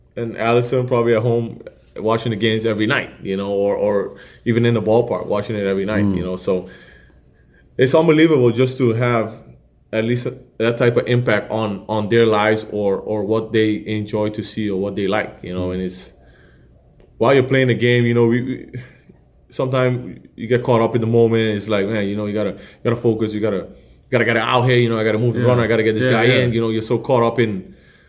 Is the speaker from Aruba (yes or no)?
yes; Aruba; I'm from Aruba